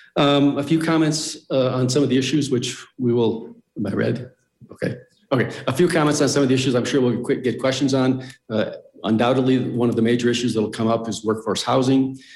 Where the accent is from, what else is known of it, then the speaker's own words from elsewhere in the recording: Midwest, United States; now in Mountain Village, United States; I was born and raised in the Midwest